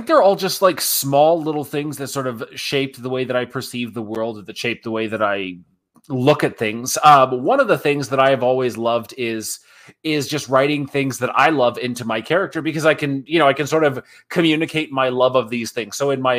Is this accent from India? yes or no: no; Japan; me growing up in Japan, I love cherry blossom trees.